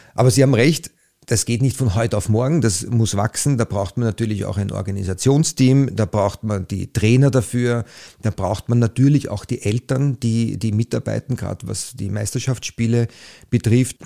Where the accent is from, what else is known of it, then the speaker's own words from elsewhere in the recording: Liesing, Vienna, Austria; ich bin jetzt aus Leasing